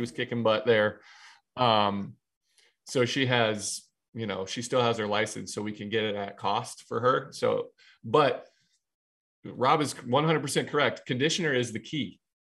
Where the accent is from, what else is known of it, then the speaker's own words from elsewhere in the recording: Ohio, United States; moved away as an adult; now in New York, United States; I'm from Ohio